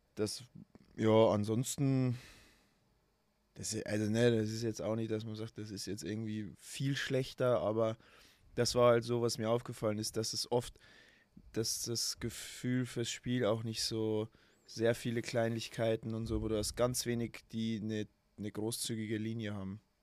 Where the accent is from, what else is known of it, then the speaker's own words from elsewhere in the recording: Emmerting, Bavaria, Germany; also born or lived in Altötting; Ich bin im Krankenhaus in Altötting geboren und aufgewachsen im kleinen Dorf neben Altötting, das heißt Emmerting